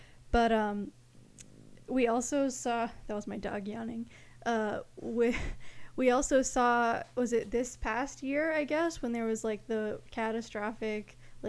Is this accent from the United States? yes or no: yes; Deep South, United States; I am from the Deep South, so I have experienced for my entire life of 4 years how hurricanes and such destroy everything